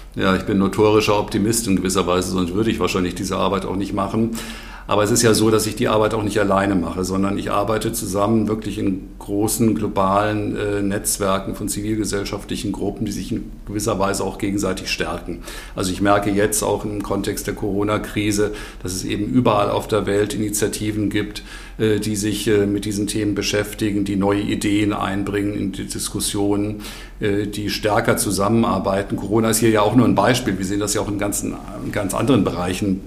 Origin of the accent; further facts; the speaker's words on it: Germany; bei uns in Deutschland